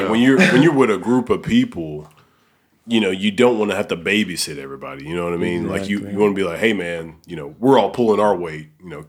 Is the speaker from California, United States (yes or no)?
no; Alabama, United States; now in Memphis, United States; I'm from Alabama